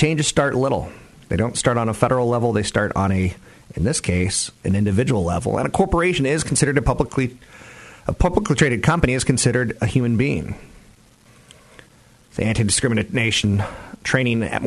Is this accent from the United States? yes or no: yes; East Coast, United States; I am from the East Coast